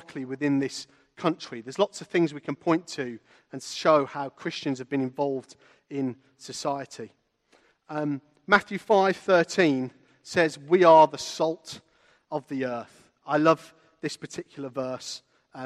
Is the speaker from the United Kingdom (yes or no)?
yes; Walsall, West Midlands, United Kingdom; I grew up in a town called Walsall, which is north of Birmingham, not in Poland.